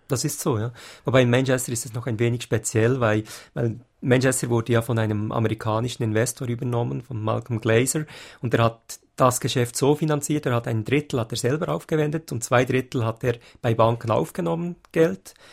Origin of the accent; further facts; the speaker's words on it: Switzerland; als Schweizer